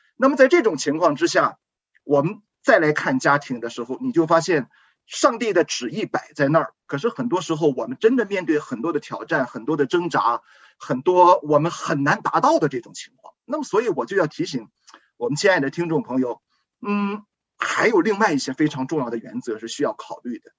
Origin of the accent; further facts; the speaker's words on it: China; 我们中国人